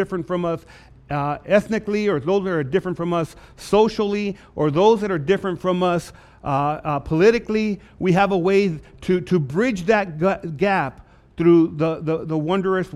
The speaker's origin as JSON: {"language": "English", "town": "Lordsburg", "region": "New Mexico", "country": "United States", "tie": "born or raised there", "said": "growing up in Lordsburg, New Mexico, born and raised there"}